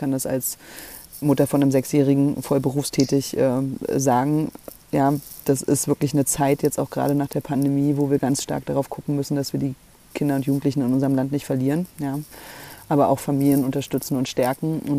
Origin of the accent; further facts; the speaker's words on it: Schleswig-Holstein, Germany; uns als Schleswig-Holsteiner, Schleswig-Holsteinerinnen ordentlich zu organisieren und für unser Bundesland auch über die Parteigrenzen hinaus zu sprechen.